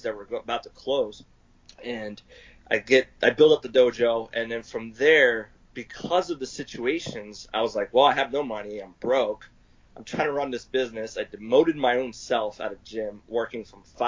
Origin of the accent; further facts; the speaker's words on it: Pennsylvania, United States; moved away as an adult; now in Arizona, United States; So I'm originally from Pennsylvania, and I moved to Arizona at the age of 20